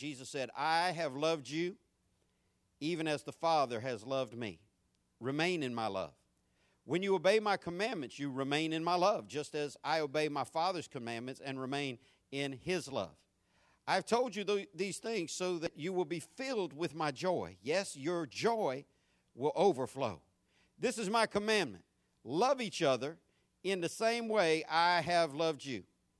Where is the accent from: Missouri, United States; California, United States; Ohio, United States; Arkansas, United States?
California, United States; San Diego; born there; accent: southern; I was born in San Diego, California. People wonder where I get my country accent, my southern accent. I was born in Southern California, so that just makes sense, right?